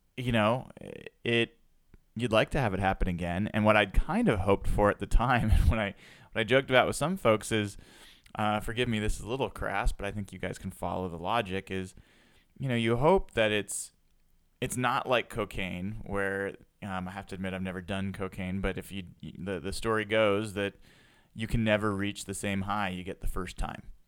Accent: Portland, Oregon, United States; I grew up in Portland

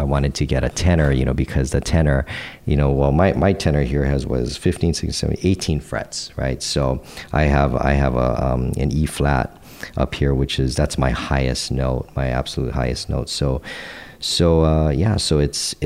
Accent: Hawaii, United States; growing up in Hawaii

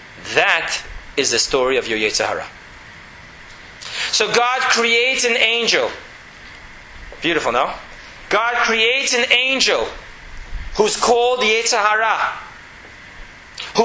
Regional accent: New York City, New York, United States; moved away as an adult; now in Jerusalem, Israel; Growing up in Borough Park

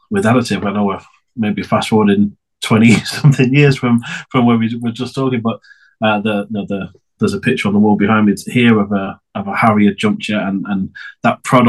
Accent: Preston, North West England, United Kingdom; I'm English. I'm not just very good at accents. I'm born and raised in a really small city called Preston.

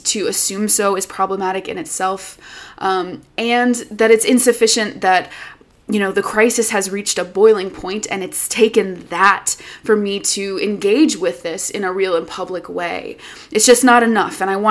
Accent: United States; an American woman

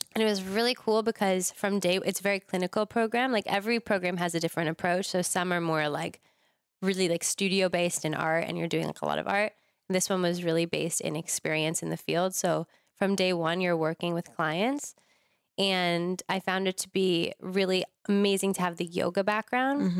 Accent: Larchmont, New York, United States; moved away as an adult; also born or lived in Boulder, Colorado; now in Los Angeles, United States; I grew up in New York in the suburbs in a place called Westchester

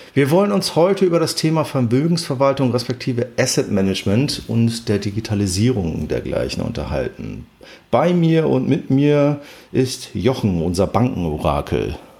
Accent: Hamburg, Germany; Jetzt kenne ich die Warburg als Hamburger natürlich ähm, relativ lange

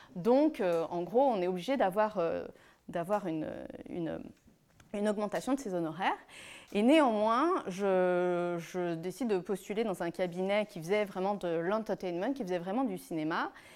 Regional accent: Lyon, Auvergne-Rhône-Alpes, France; je suis née à Lyon, née d'une famille de trois enfants, d'une maman japonaise et d'un père français

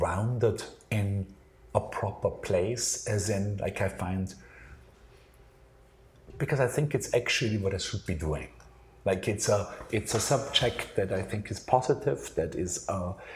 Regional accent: Austria; moved away as an adult; now in New York, United States; I grew up in Austria, I went to art school in Austria

